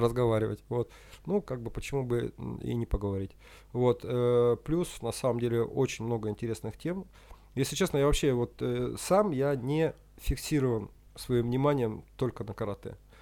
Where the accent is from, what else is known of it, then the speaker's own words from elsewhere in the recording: Usinsk, Komi Republic, Russia; moved away as an adult; also born or lived in Kyiv, Ukraine; now in Moscow, Russia; я парень из Усинска